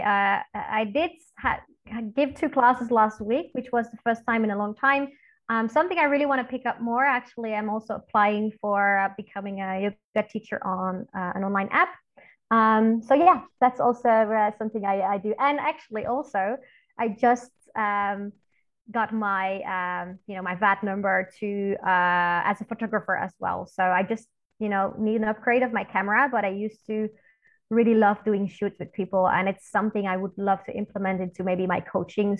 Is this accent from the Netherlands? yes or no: yes; Netherlands; also born or lived in Belgium; I am from the Netherlands originally, living in Belgium and the Netherlands both actually